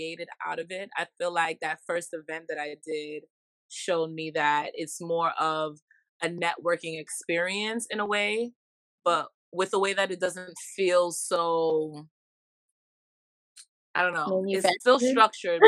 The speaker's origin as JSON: {"language": "English", "town": "New York City", "region": "New York", "country": "United States", "said": "I'm from Brooklyn, New York. My family is from the Caribbean"}